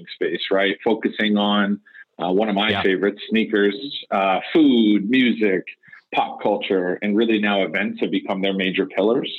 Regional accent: Detroit, Michigan, United States; moved away; I'm actually originally from Detroit

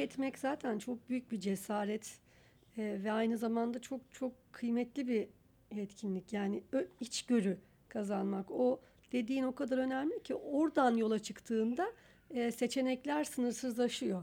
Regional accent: Istanbul, Turkey; biz tabii İstanbul'da büyüdük.

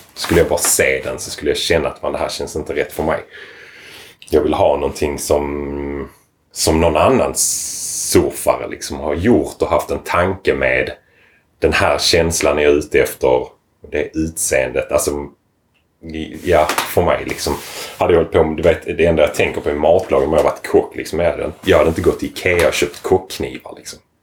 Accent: Lomma, Skåne, Sweden; also born or lived in Lund; jag är född och uppvuxen i Lomma.

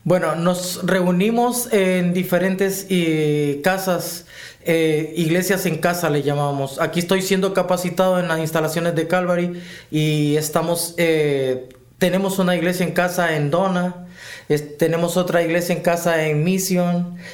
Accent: Honduras; soy hondureño

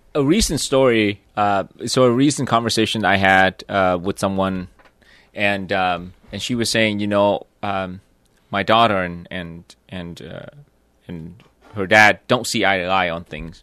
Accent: Vietnam; moved away; growing up in Vietnam

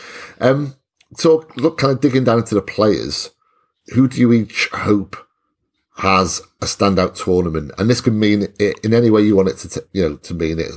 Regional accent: Welsh, Wales, United Kingdom; I'm Welsh

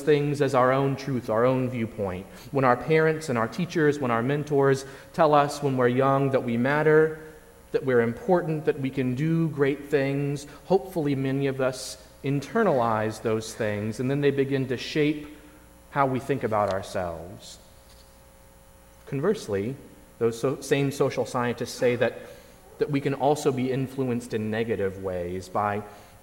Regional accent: Indiana, United States; also born or lived in Virginia; I spent nearly all of my pre-college life in Indiana

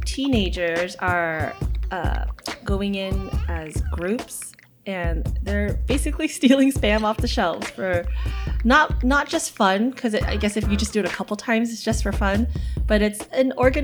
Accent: Los Angeles, California, United States; I'm from LA. I rep the Dodgers. I rep my hometown.

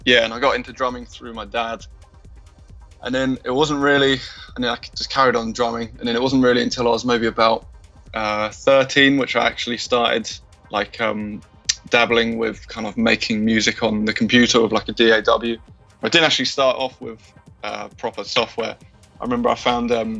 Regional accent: Brighton, South East England, United Kingdom; I'm from Brighton.

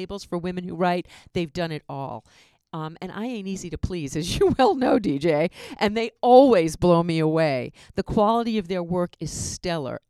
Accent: New York, United States; now in Southern California, United States; I'm from New York

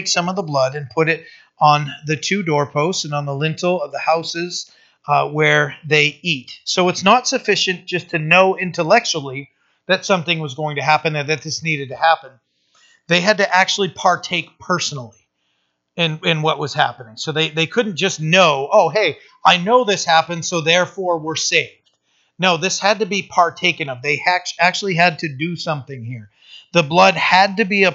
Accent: Bucksport, Maine, United States; I was born in the house. That's where I lived for my first 15 years of life.

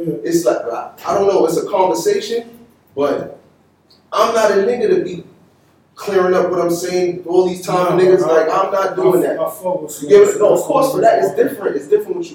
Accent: New York City, New York, United States; I'm from South Jamaica, Queens

